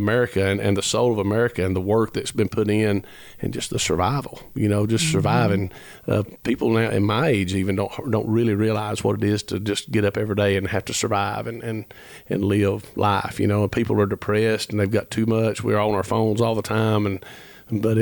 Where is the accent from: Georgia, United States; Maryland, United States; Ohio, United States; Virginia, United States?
Georgia, United States; Ellijay; I was raised in Ellijay, Georgia, and which is literally the foot of the Appalachian Trail